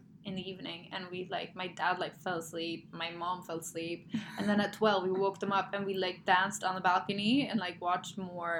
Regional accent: Sweden; moved away; also born or lived in Germany; I grew up in Sweden and I lived in Germany, but in the winters, we'd always go back over Christmas home to Sweden.

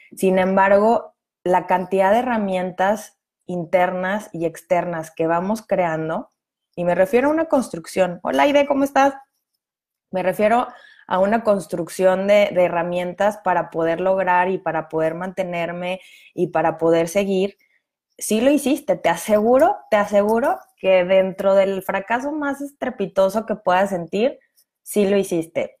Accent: Mexico; cómo funcionaban los impuestos en mi país

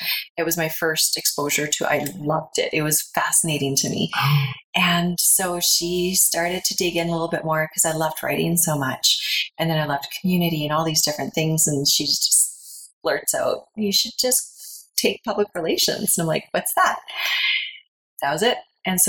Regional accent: Red Deer, Alberta, Canada; moved away as an adult; also born or lived in Calgary; now in Canmore, Canada; So I was born in Calgary, and I was there till I was about 4, moved to Red Deer. So I am from the lowly town of Red Deer.

